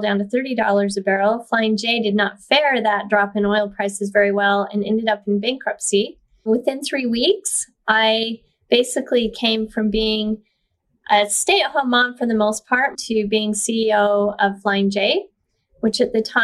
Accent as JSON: {"language": "English", "town": "Brigham City", "region": "Utah", "country": "United States", "tie": "born or raised there", "also_born_or_lived": "Idaho / Bountiful, Utah", "said": "I was born in Brigham City, Utah in the 60s and grew up just a pretty normal life"}